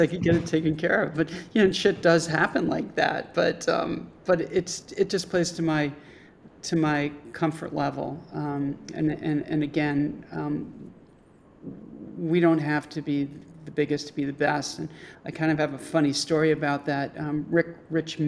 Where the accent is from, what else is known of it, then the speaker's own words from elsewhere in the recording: New Haven, Connecticut, United States; moved away as an adult; also born or lived in Boston, United States; now in Chicago, United States; I grew up in New Haven